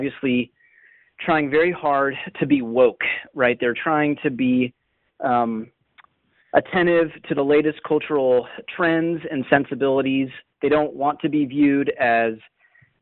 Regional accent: Northern Virginia, United States; As a native Northern Virginian

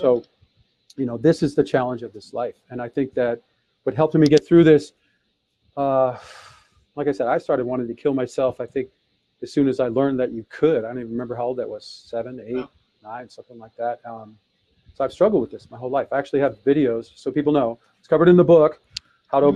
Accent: Detroit, Michigan, United States; I was born in Detroit, Michigan in 1966

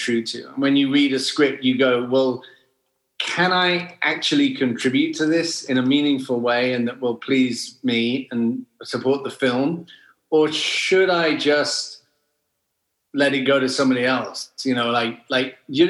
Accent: Wales, United Kingdom; I grew up in Wales, in the middle of nowhere

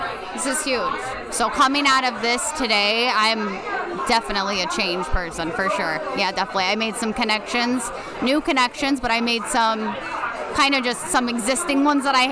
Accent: Elmwood Park, Illinois, United States; I'm from Elmwood Park, Illinois, just outside of Chicago, Illinois

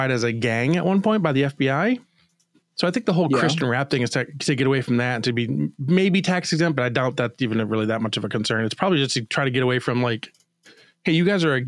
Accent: Michigan, United States; I'm from Michigan, 30 minutes from where they were from

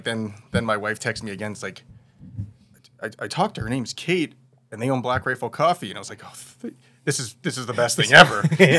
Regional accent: Illinois, United States; also born or lived in California; now in Utah, United States; I was in California for 10 years via Illinois. I grew up in Illinois. And so I was moving to Utah.

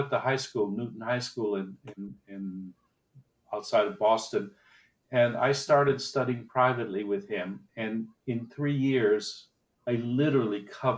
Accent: Costa Rica; also born or lived in Haiti; And I was born in Haiti, where they were running a research station. And then eventually wound up in Costa Rica, where he built another research station. And it was in Costa Rica I started my music lessons.

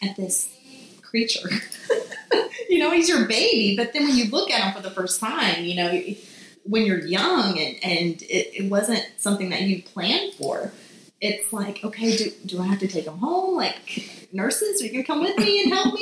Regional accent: Beaumont, Texas, United States; I'm from Beaumont, Texas

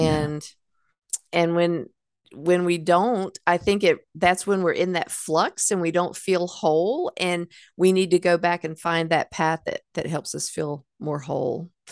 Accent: Hickory, North Carolina, United States; I grew up in Hickory

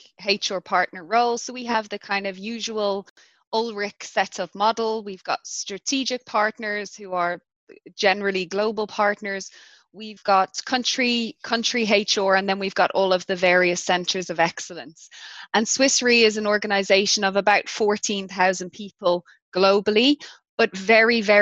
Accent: Ireland; also born or lived in London, United Kingdom / Zurich, Switzerland; now in South Africa; as an Irish person

